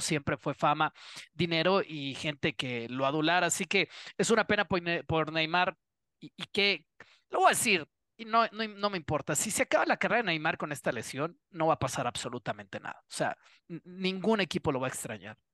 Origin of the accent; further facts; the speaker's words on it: Mexico; yo, como mexicano